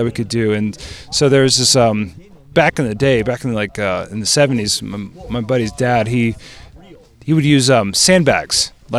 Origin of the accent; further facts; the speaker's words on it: Maryland, United States; now in California, United States; I grew up in the East Coast, {S0} okay, {S3} over in Maryland, and I moved out to California about 7 years ago.